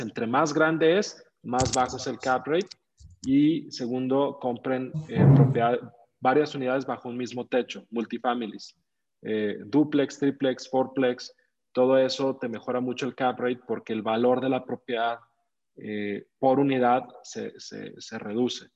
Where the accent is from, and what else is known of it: Mexico